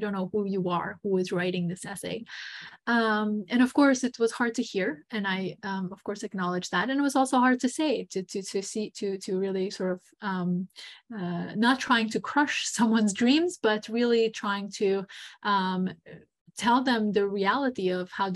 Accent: Montenegro; moved away; also born or lived in United States; I am American, but grew up in Montenegro, Eastern Europe

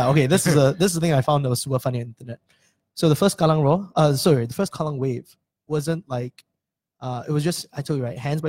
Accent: Singapore; I'm doing a podcast about being Singaporean.

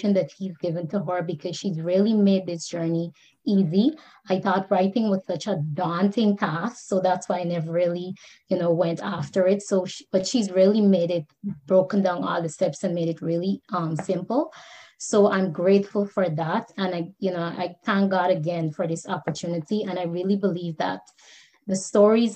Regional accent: Guyana; moved away as an adult; now in Toronto, Canada; I was born in Guyana and I migrated to Canada after I completed university in Guyana.

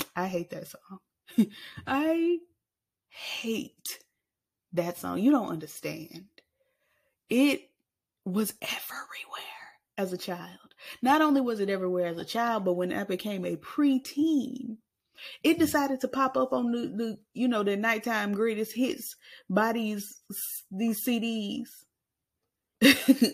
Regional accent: Arkansas, United States; I was born in the state, unfortunately, that Bill Clinton was born

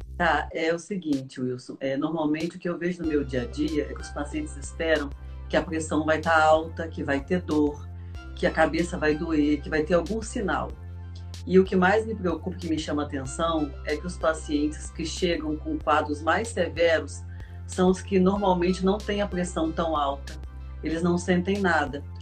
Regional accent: Volta Redonda, Rio de Janeiro, Brazil; eu sou de Volta Redonda, aqui no interior do estado do Rio

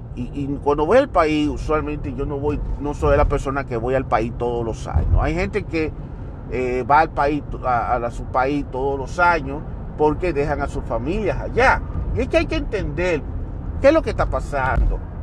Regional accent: Santiago de los Caballeros, Santiago, Dominican Republic; moved away as an adult; now in United States; Y yo nací en Santiago y viví toda mi vida en Santiago. Yo no me mudé para otra ciudad

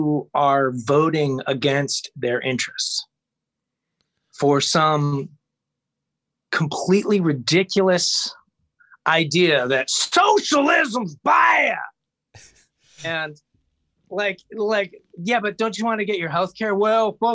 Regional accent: Ohio, United States; I'm from Ohio

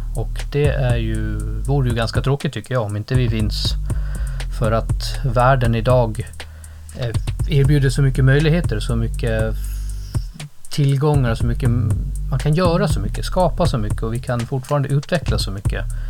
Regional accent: Gotland, Sweden; på Gotland, där jag kommer från uppvuxen

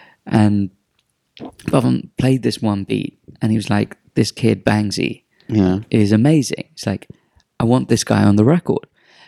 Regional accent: Dubai, United Arab Emirates; It's like, bro, I'm from Dubai. I know where you are.

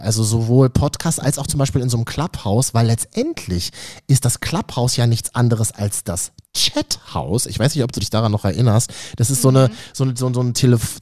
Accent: Berlin, Germany; als Berliner

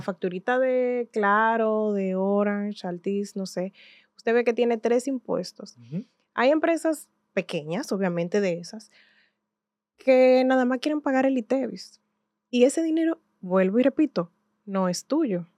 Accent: Santiago de los Caballeros, Santiago, Dominican Republic; yo soy de Santiago de los Caballeros

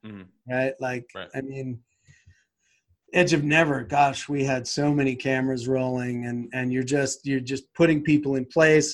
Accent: Boston, Massachusetts, United States; moved away; I'm from Boston.

